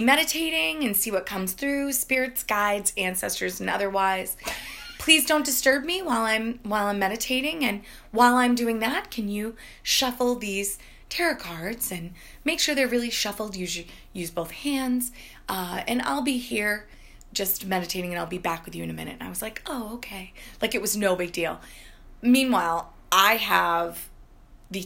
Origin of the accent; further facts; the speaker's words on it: Maine, United States; we had a cemetery in my hometown in Maine